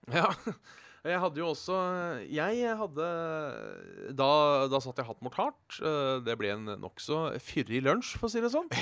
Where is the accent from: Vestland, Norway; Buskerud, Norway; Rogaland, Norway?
Buskerud, Norway; Hønefoss / Ådalen; siden vi er fra Hønefoss og Ådalen